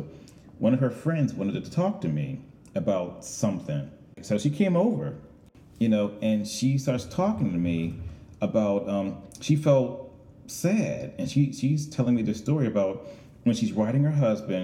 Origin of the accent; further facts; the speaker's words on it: Chester, Pennsylvania, United States; moved away as an adult; also born or lived in Manhattan, New York; I moved back to Chester, Pennsylvania, which is my hometown